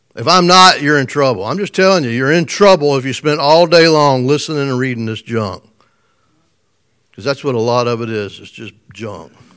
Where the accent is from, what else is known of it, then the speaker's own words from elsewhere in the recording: United States; I was born in America